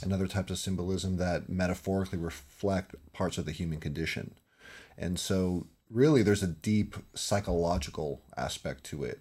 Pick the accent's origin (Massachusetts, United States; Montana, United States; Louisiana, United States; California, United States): California, United States; I'm from, born and raised in California.